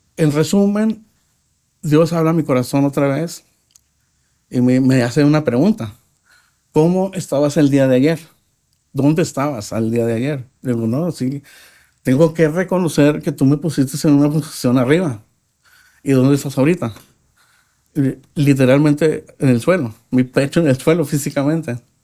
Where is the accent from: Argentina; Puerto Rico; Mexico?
Mexico; Nuevo Laredo, Tamaulipas; nací en Laredo, Texas, pero viví como mexicano toda mi vida